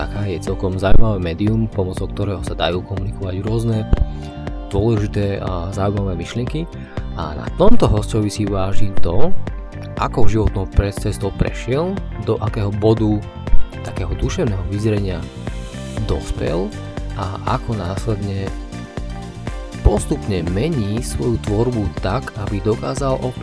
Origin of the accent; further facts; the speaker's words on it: Nitra, Nitra Region, Slovakia; A ja som z Nitry z Klokočiny.